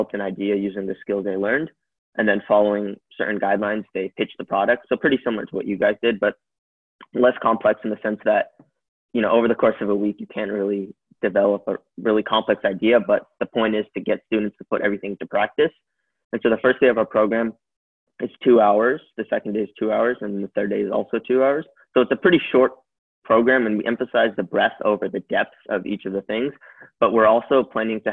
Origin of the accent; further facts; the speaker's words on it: California, United States; I'm from California in the United States, and I'm currently a high school student.